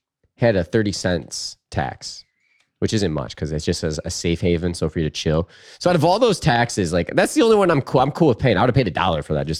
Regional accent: Washington, United States; This is a proposed bill in my home state of Washington

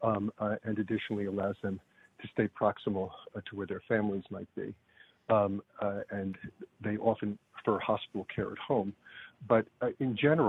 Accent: Long Island, New York, United States; also born or lived in Brooklyn, New York; I grew up on Long Island, which people don't usually admit

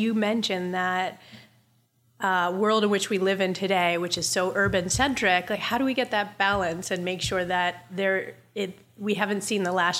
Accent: Charleston, South Carolina, United States; also born or lived in New Jersey; I grew up between Charleston, South Carolina, and northern New Jersey

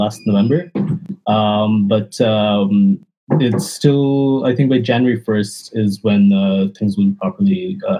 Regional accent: Los Angeles, California, United States; we're from Los Angeles, California.

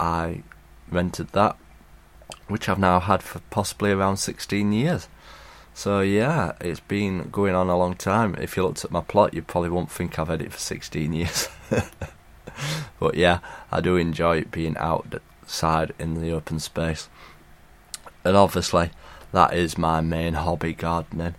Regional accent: Sheffield, Yorkshire and the Humber, United Kingdom; I'm from Sheffield.

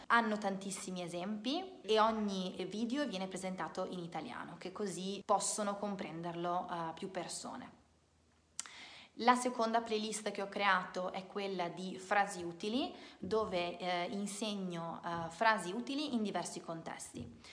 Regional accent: Italy; non sono una madrelingua, non sono madrelingua inglese, ma sono italiana

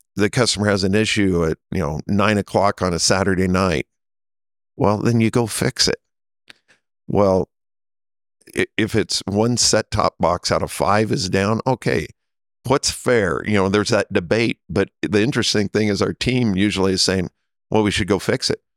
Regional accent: Nebraska, United States; moved away as an adult; also born or lived in Kansas City; I grew up in Nebraska

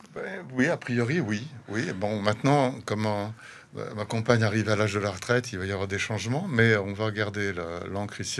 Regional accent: Paris, Île-de-France, France; also born or lived in Africa; now in Brussels, Belgium; je suis français d'origine, hein, je suis né à Paris.

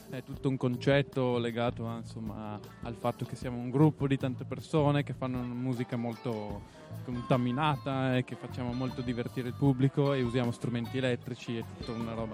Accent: Arco, Trentino-Alto Adige, Italy; now in Turin, Italy; siamo nati qua proprio ad Arco, eh, in tre, tre arcensi, e poi ci siamo trasferiti circa quattro anni fa a Torino.

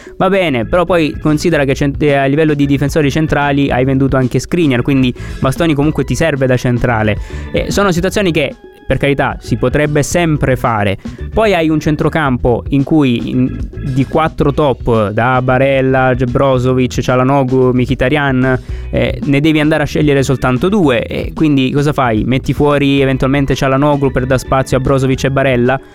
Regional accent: Apulia, Italy

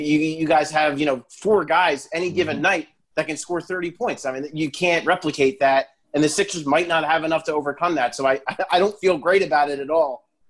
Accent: Philadelphia, Pennsylvania, United States; We're from Philly. We can take it, man.

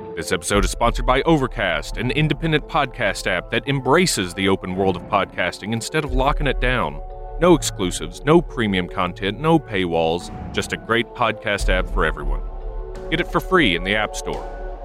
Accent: Kentucky, United States; born or raised there

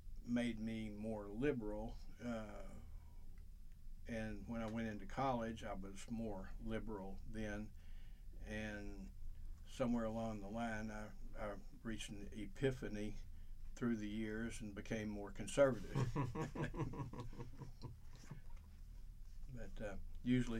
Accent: Little Rock, Arkansas, United States; I was born in Little Rock, Arkansas, July 12th, 1950.

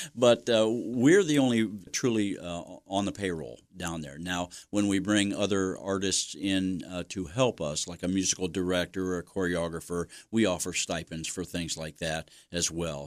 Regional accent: Mansfield, Ohio, United States; also born or lived in Ashland, Ohio; now in Belleville, United States; I grew up in Mansfield, neighborhood over by the boulevards

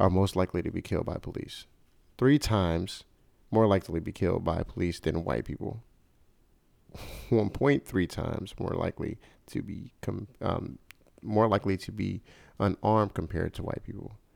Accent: Chicago, Illinois, United States; my hometown, Chicago, Illinois

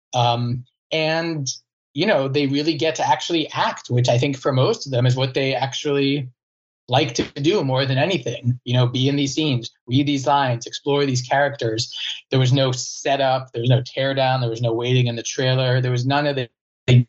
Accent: Virginia, United States; I'm from Virginia

